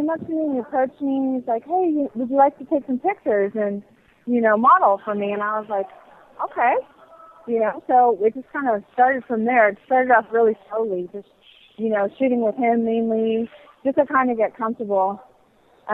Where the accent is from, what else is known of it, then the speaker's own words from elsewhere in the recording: San Jose, California, United States; I am born and raised in the Bay Area, California